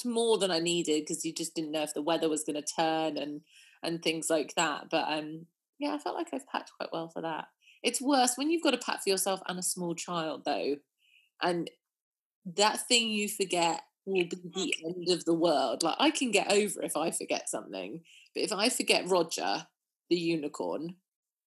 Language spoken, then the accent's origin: English; New Forest, South East England, United Kingdom; also born or lived in Dorset; I grew up in the New Forest